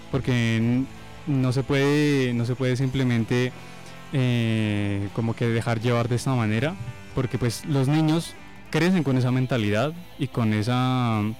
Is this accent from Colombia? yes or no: yes; Colombia; also born or lived in Ecuador; he vivido en muchos lugares, nací en el Ecuador, mis papás son colombianos, me trajeron para acá, he vivido en muchos lugares de Colombia y hace unos años estoy viviendo acá en Nariño.